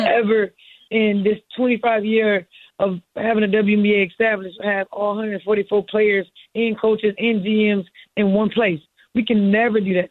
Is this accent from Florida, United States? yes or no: yes; Miami, Florida, United States; I'm from Miami